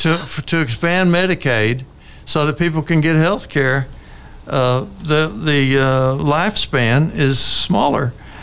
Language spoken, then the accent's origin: English; Texas, United States; Just for being a Texan.